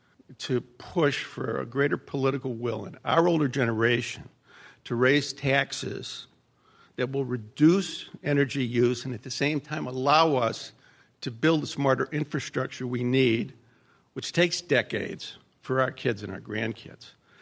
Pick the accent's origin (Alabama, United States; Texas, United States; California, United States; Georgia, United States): Georgia, United States; I'm a visitor from Georgia. And in Georgia, there's a multi-state effort underway to raise the tobacco tax in Georgia